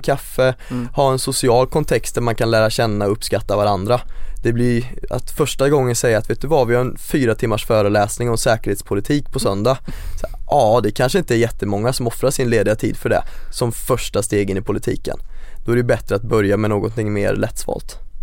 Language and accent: Swedish; Greby, between Skövde and Töreboda, Västergötland, Västra Götaland, Sweden; now in Gothenburg, Sweden; Växte upp mitt ute i ingenstans och det vore en, en överdrift att kalla det ett samhälle. Det var mer ett geografiskt område som råkade innefatta ett par hus och det heter Greby